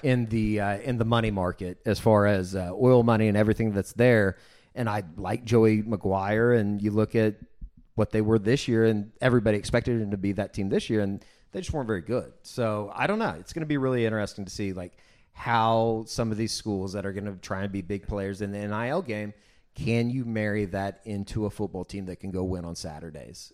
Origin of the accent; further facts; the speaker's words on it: Oklahoma City, Oklahoma, United States; growing up in Oklahoma City